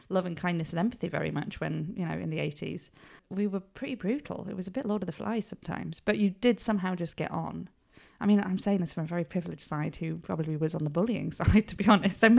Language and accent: English; Upper Booth, England, United Kingdom; so I'm from Upper Booth at the top end of the village. And we just used to be outside all the time.